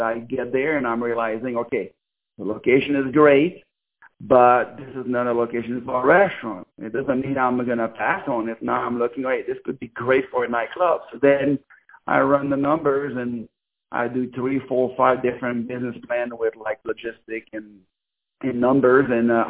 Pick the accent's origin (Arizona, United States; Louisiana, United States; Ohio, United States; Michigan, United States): Louisiana, United States; now in Los Angeles, United States; because I'm from Louisiana, so when I came over here, I saw LA as this big big money making